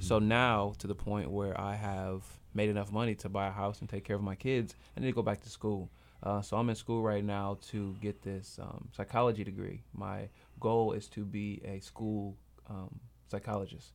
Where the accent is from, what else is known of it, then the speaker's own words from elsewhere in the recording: Grand Rapids, Michigan, United States; Grand Rapids, Michigan, my hometown